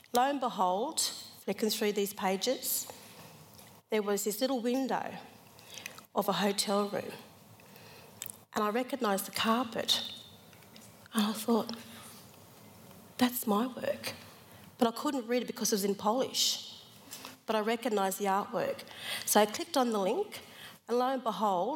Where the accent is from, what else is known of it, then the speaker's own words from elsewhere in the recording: Sydney, New South Wales, Australia; moved away as an adult; also born or lived in Queensland; now in Sydney, Australia; I grew up in Sydney